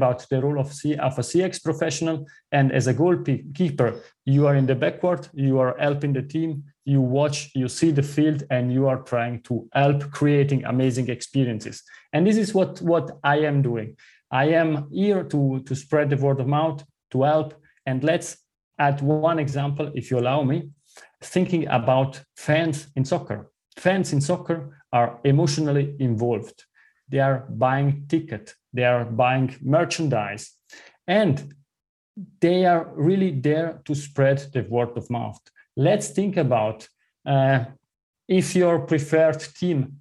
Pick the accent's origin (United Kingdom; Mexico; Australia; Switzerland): Switzerland; southern part of Switzerland, southern Switzerland; first language Italian; English is a second language; moved away as an adult; also born or lived in Zurich, Switzerland; As you listen from my accent, I grew up in the southern part of Switzerland. My mother tongue is Italian